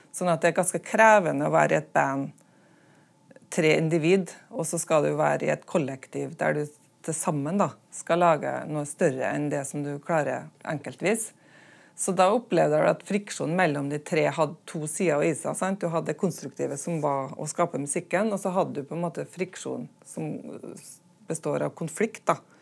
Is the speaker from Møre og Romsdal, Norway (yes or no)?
yes; Smøla, Møre og Romsdal, Norway; øya der jeg kommer fra, Smøla